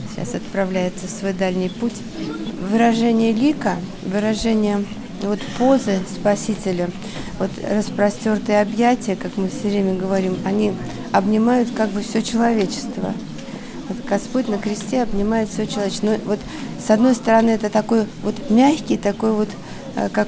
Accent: Krasnodar, Krasnodar Krai, Russia; Из Краснодара, да.

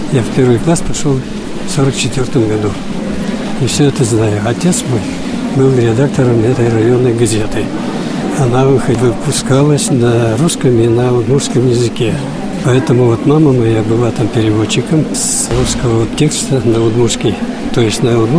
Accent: Udmurtia, Russia; Потому что я чистокровный удмурт.

